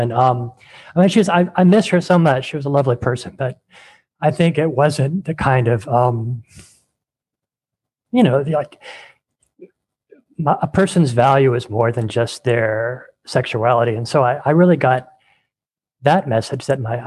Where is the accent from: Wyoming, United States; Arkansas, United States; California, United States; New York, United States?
California, United States; I grew up in California